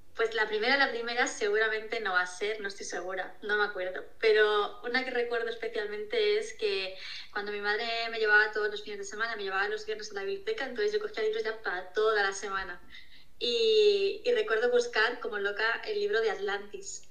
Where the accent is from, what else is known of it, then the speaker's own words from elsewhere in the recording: Toledo, Castilla-La Mancha, Spain; yo soy de Toledo